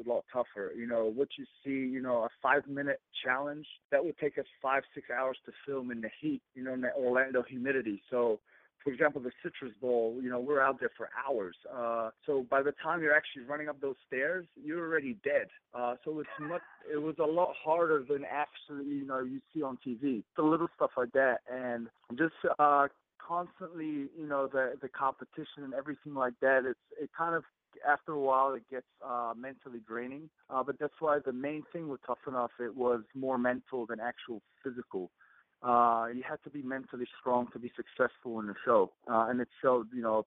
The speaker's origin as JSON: {"language": "English", "country": "New Zealand", "tie": "born or raised there", "moved": "as an adult", "lives_now": "Los Angeles, United States", "said": "growing up in New Zealand."}